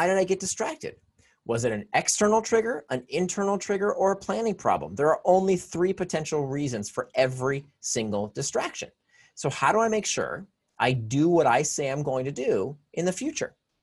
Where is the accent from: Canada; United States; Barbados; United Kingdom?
United States; Florida; I grew up in Florida